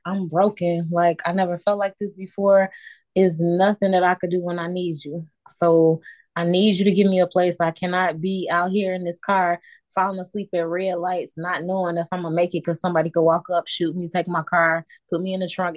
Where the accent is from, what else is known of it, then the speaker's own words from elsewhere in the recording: Chicago, Illinois, United States; born in Chicago